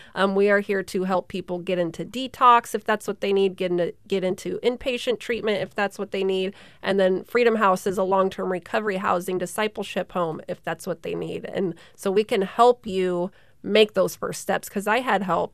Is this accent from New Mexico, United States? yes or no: no; Sterling, Alaska, United States; Born and raised in Sterling, in Alaska